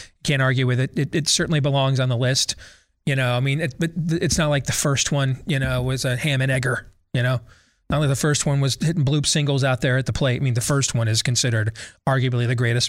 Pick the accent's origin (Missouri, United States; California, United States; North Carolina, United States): Missouri, United States; So I'm from Missouri. You're going to have to show me before I'm going to preemptively buy on Minnesota.